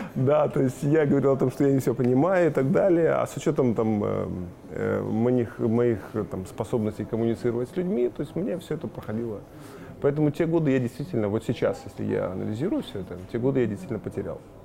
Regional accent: Bălți, Moldova; also born or lived in Shymkent, Kazakhstan; я родился в Казахстане, в городе Чемкент

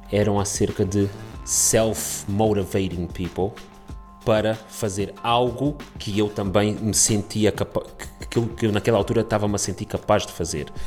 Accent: Portugal; also born or lived in Angola / Canada; nasci em Angola, vim para Portugal com os meus 3 anos de idade, emigrei para o Canadá, voltei para Portugal

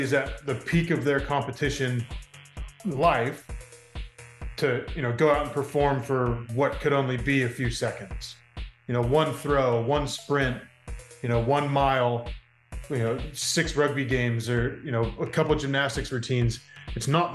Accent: United States; growing up, especially as an American kid, growing up, you didn't see much rugby on TV

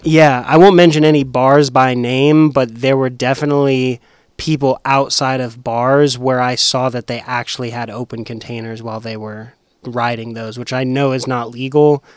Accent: Las Vegas, Nevada, United States; also born or lived in Murfreesboro, Tennessee; now in Nashville, United States; I'm from Vegas and the traffic's terrible there

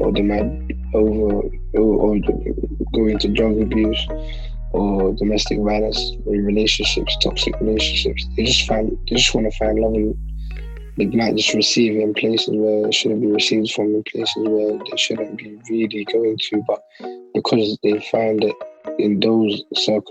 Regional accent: United Kingdom; British Somali. You know, born and bred here, grew up here

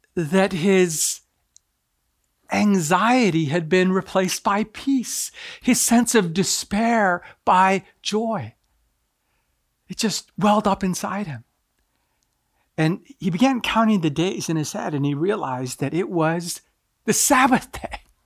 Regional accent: Japan; moved away; I'm originally from Japan

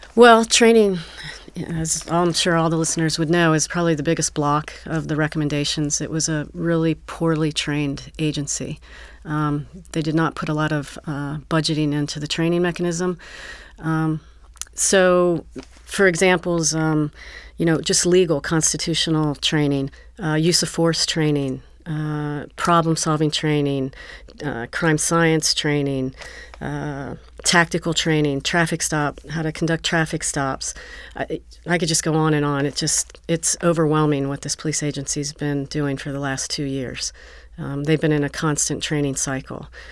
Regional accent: Northern Kentucky, United States; moved away as an adult; also born or lived in Los Angeles / Florida / Atlanta; now in Cincinnati, United States; I moved back when I was about six years old in Northern Kentucky. I grew up there

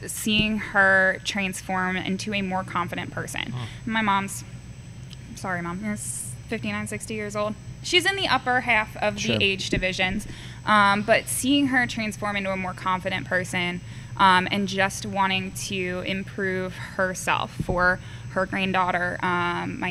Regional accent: Granville, Massachusetts, United States; moved away as an adult; I born and raised in Granville, Massachusetts, which is not even on a map. Really small town, western half of Massachusetts, so not Boston, the other half of the state. Grew up there

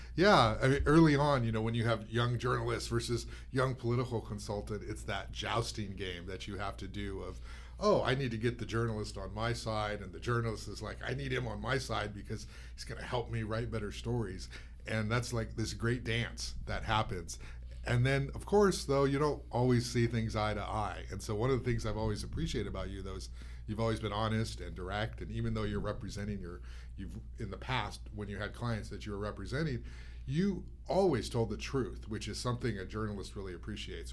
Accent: Goleta, California, United States; I grew up in Goleta

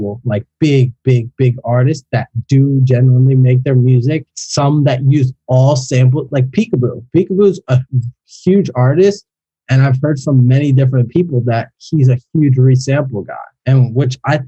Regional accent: Philadelphia, Pennsylvania, United States; now in South Florida, United States; I grew up in Philly.

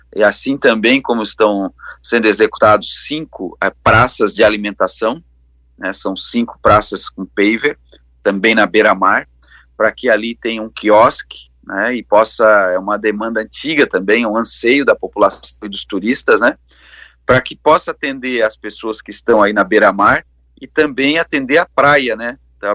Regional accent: Lauro Müller, Santa Catarina, Brazil; now in Laguna, Brazil; na minha terra que a gente carrega no coração, né, minha amada Lauro Miller

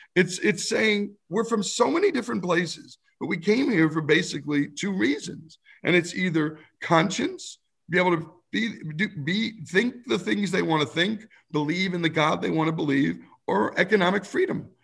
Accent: New Jersey, United States; as an Arab in New Jersey, we were blockbusted moving into a white town.

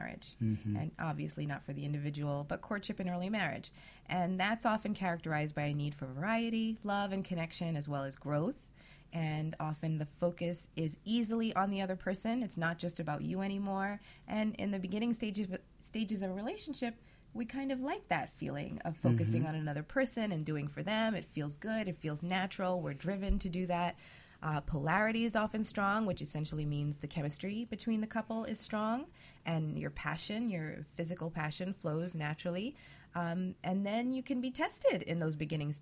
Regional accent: New York City, New York, United States; I lived in Brooklyn, but I went to school in Queens

